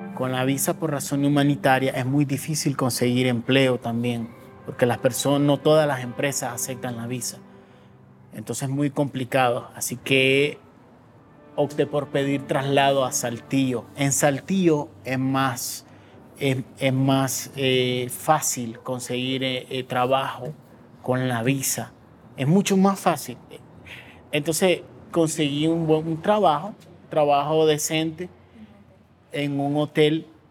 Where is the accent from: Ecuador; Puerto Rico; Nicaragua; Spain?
Nicaragua; moved away as an adult; now in Mexico City, Mexico; en Nicaragua siempre ha sido eh, históricamente el que empieza las protestas en mi país